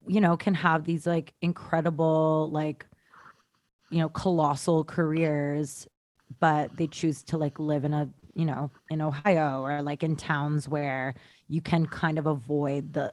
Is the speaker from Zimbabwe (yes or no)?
no; Canada; I'm from Canada too.